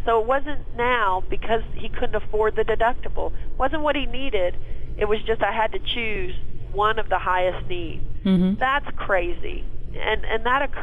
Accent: Texas, United States; I'm from Texas

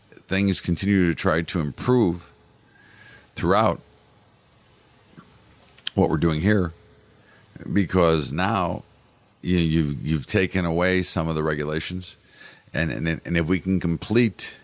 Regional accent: United States; I'm an American

